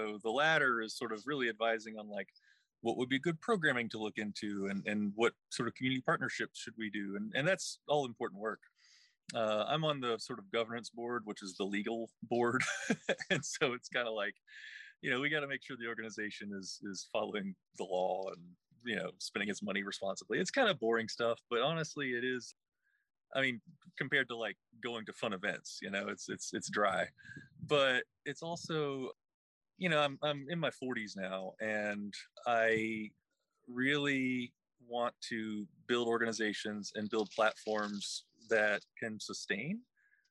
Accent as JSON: {"language": "English", "region": "West Virginia", "country": "United States", "moved": "yes", "lives_now": "Charlottesville, United States", "said": "I'm originally from West Virginia"}